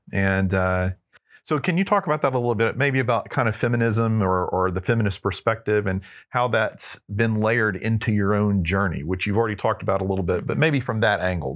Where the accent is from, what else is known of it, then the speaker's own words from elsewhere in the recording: Texarkana, Texas, United States; I grew up in Northeast Texas in Texarkana